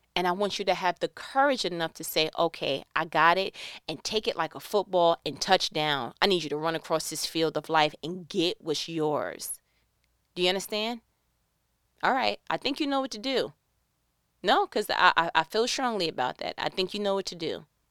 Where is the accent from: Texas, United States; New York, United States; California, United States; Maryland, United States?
New York, United States; I'm from New York.